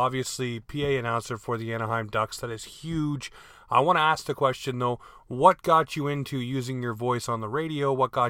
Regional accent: Toronto, Ontario, Canada; now in Halifax, Canada; I'm originally born and raised in Toronto, so you did get that connection right. And I moved here in 2003

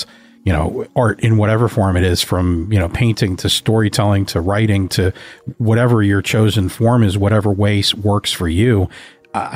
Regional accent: Pittsburgh, Pennsylvania, United States; I'm from Pittsburgh

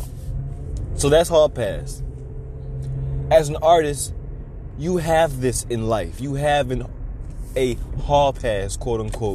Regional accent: Chicago, Illinois, United States; my hometown, Chicago, Illinois

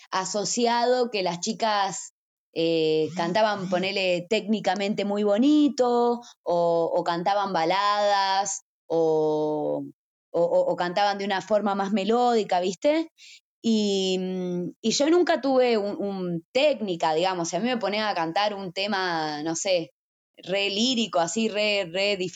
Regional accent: Salta, Argentina; No, soy de, de Salta Capital, que es, que es una, una ciudad, una, una pequeña

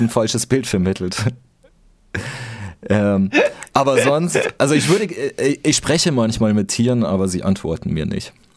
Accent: Bavaria, Germany; moved away; ich komm aus Bayern

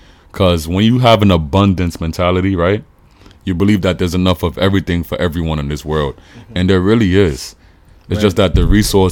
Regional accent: New York City, New York, United States; I'm from the Bronx

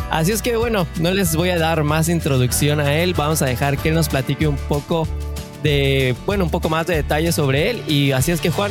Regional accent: Canada; born there; Nací, hablo y todo en Canadá.

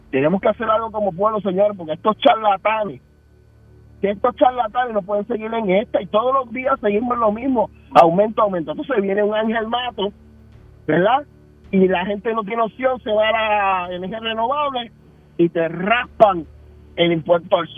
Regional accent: Puerto Rico; como buen puertorriqueño que es, que nosotros nos gusta el truco.

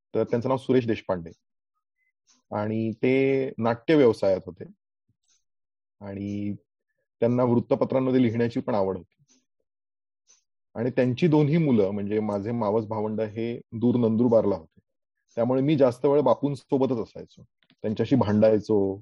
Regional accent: Aurangabad, Maharashtra, India; मी मूळ औरंगाबादचा

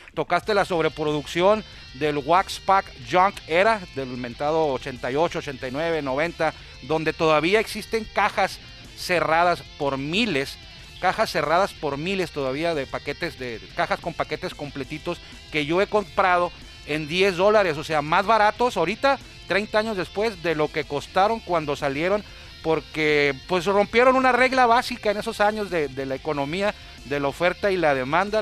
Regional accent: Mexico; yo me dedico como buen mexicano, como muchos de los coleccionistas mexicanos, paisanos

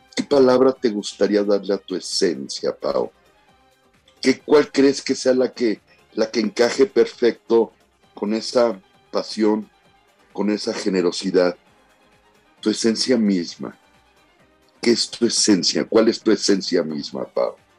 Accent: Sinaloa, Mexico; la gente que somos de Sinaloa

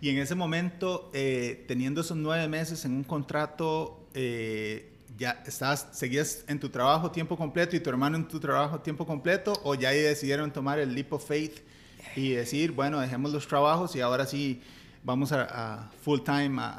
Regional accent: Liberia, Guanacaste, Costa Rica; moved away as an adult; also born or lived in Silicon Valley; Somos de, somos de Liberia, así es. De Liberia.

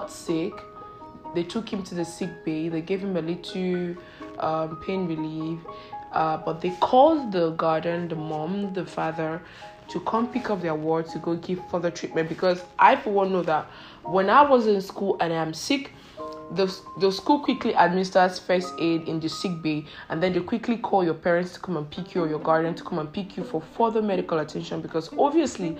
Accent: Nigeria; I am Nigerian

